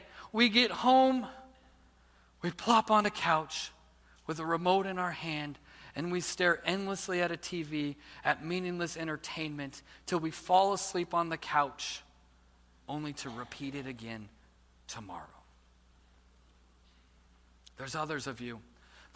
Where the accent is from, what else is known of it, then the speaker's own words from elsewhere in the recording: United States; As American Christians